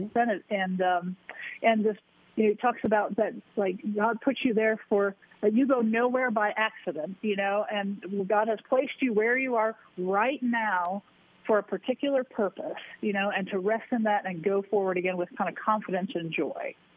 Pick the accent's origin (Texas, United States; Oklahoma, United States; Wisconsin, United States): Wisconsin, United States; Sheboygan; I was a, a sports writer for my hometown newspaper, the Sheboygan Press in Sheboygan, Wisconsin, just north of sure. Milwaukee